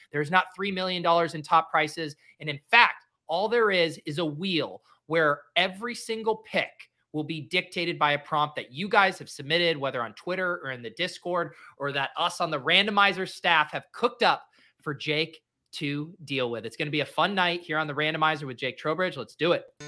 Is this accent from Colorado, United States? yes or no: yes; Colorado, United States; moved away; also born or lived in Boston; I'm from Colorado. I feel like I don't have an accent